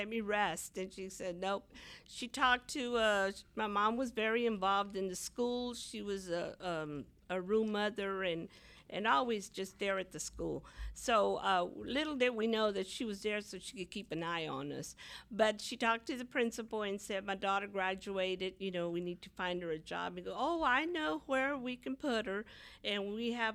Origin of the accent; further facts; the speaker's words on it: Houston, Texas, United States; I'm from the East Side. I went to Milby High School, graduated from Milby